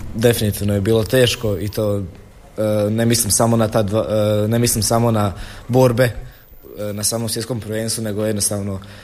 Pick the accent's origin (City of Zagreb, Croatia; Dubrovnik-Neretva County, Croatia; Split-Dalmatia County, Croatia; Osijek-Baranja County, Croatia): Osijek-Baranja County, Croatia; Široko Polje; dolazim iz Širokog polja, mjesto pored Đakova.